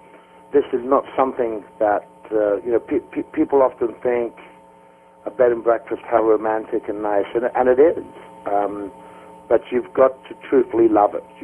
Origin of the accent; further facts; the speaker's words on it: Ireland; moved away as an adult; also born or lived in Australia / New Zealand / Spain / England; now in United States; I grew up in Ireland